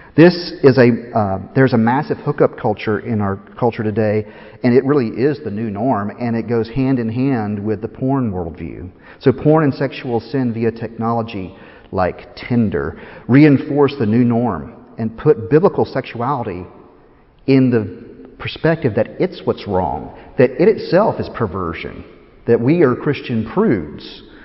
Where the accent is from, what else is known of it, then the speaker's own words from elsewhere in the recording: Tennessee, United States; moved away as an adult; also born or lived in Chattanooga, Tennessee; now in Philadelphia, United States; I'm from Tennessee